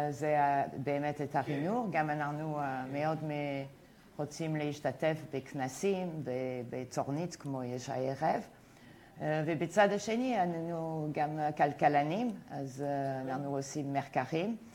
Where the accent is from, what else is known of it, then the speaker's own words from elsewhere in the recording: United States; Hebrew is a second language; moved away as an adult; now in Israel; אני הייתי עדיין uh, כמעט עולה חדשה. באתי אה, מארצות הברית, אה, איפה הייתי אה, תלמידה מן אוסטריאן אקונומיקס, שזה באמת ליברטריאן, והגעתי לישראל והייתי קצת מופתע.